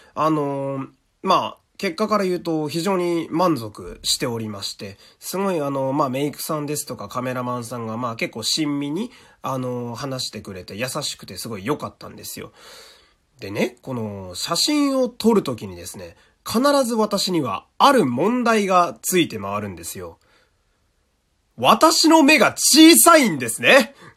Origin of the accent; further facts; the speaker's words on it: Fukui, Japan; 私の地元でこういうので言うと、福井市